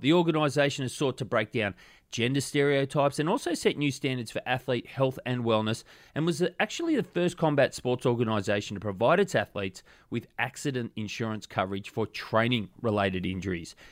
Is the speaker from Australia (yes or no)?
yes; Australia; I'm Australian